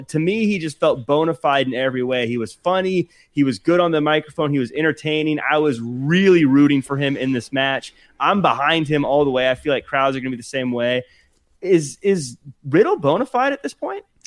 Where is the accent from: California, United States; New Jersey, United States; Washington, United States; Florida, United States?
Washington, United States; Seattle; moved away; I'm originally from the Seattle area